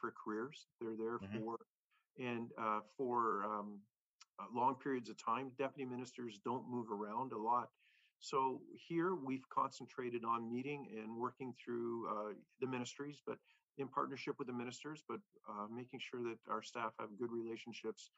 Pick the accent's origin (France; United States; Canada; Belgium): Canada; Oshawa, Ontario; growing up in Oshawa, you know a lot of people